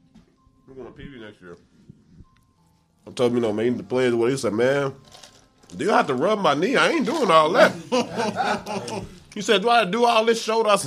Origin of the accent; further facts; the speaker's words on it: Memphis, Tennessee, United States; the Memphis. You know, that's my hometown, right?